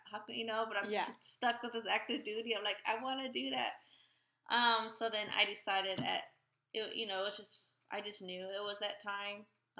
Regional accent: Chicago, Illinois, United States; moved away as an adult; also born or lived in Okinawa, Japan / North Carolina; now in Kansas, United States; I am born and raised in Chicago. I am from a Puerto Rican family.

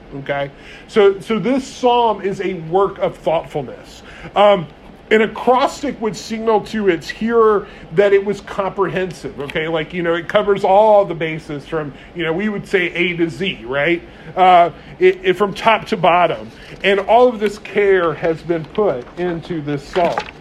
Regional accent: United States; as American Christians

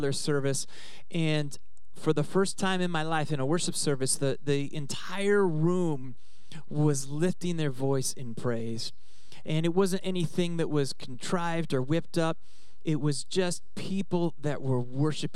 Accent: Oregon, United States; moved away; also born or lived in Southern California; I grew up in Oregon

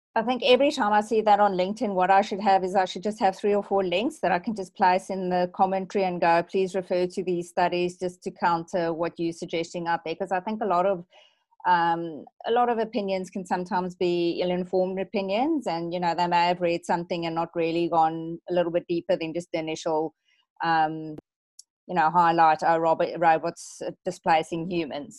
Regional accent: South Africa; now in Australia; I revert to being slightly South African

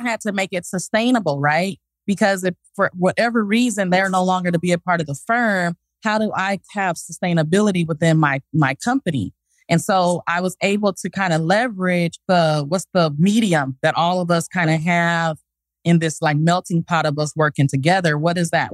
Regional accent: Los Angeles, California, United States; moved away as an adult; now in Texas, United States; I'm from South Central

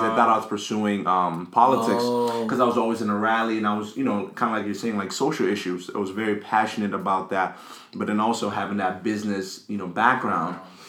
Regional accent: Accra, Greater Accra, Ghana; now in United States; Growing up in Ghana, I think I got here in 2002.

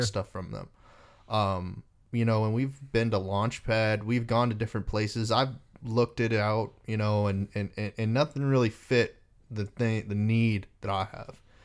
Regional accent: Texas, United States; also born or lived in Reno, Nevada; I was born in Reno, uh, moved to Texas when I was eight years old

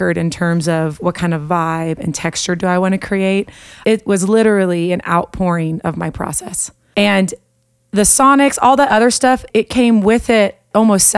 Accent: Colorado, United States; I hail from Colorado, although I'm making a move to Nashville

